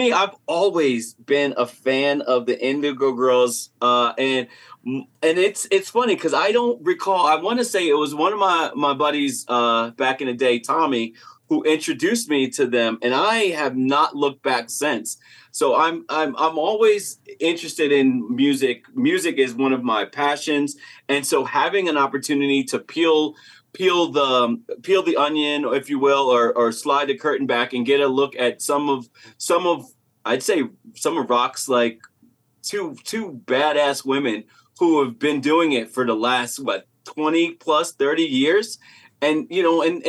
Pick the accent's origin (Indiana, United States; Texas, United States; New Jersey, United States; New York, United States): New Jersey, United States; growing up in Jersey